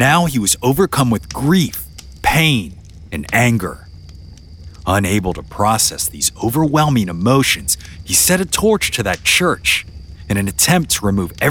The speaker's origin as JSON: {"language": "English", "region": "Louisiana", "country": "United States", "tie": "born or raised there", "said": "my home state. There's this small, unincorporated community there known as Taylortown."}